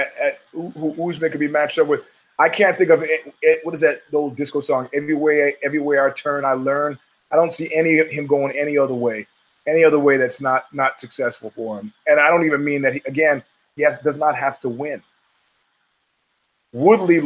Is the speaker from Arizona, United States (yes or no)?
no; New York City, New York, United States; growing up in Brooklyn